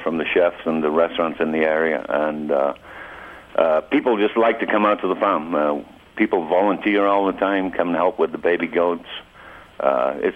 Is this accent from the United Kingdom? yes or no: yes; the north of England, United Kingdom; moved away as an adult; also born or lived in Bridger Mountains, Montana; now in Montana, United States; I'm from Northern England